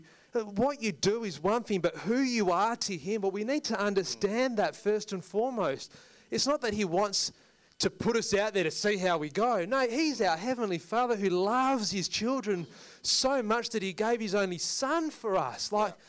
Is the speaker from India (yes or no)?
yes; India; you're Indian and I'm Indian, so this is going to be a tough deal, but I'm not dropping my price.